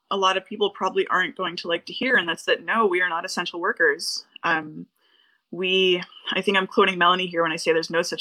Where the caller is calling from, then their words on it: Northampton, Massachusetts, United States; I'm calling from Northampton, Massachusetts.